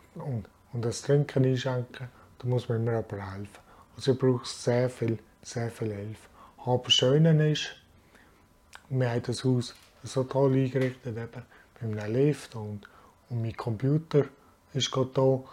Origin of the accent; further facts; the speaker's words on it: Frenkendorf, Basel-Landschaft, Switzerland; also born or lived in Bern; ich wohne in Frankendorf, bin hier zur Schule gegangen und habe hier meine Lehre gemacht und ja, bin eigentlich aufgewachsen hier